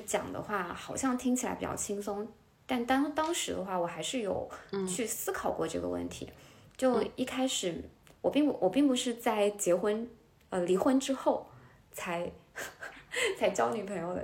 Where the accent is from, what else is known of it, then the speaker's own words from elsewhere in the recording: Hubei, China; now in Hangzhou, China; 我来自湖北的一嗯个十八线城市，然后我爸爸是律师，我妈妈是老师